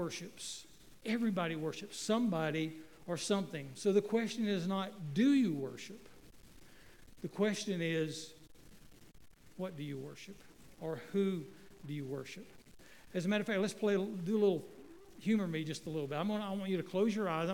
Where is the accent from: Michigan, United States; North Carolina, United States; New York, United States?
North Carolina, United States; Waynesville; I grew up in Waynesville, North Carolina